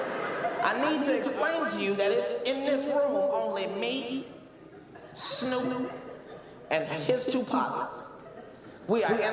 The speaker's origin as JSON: {"language": "English", "town": "Cincinnati", "region": "Ohio", "country": "United States", "tie": "born or raised there", "moved": "yes", "lives_now": "Los Angeles, United States", "said": "where I grew up in Avondale"}